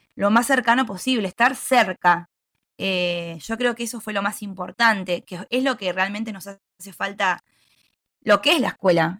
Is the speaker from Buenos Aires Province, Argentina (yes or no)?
yes; Bolívar, Buenos Aires Province, Argentina; soy de Bolívar, provincia de Buenos Aires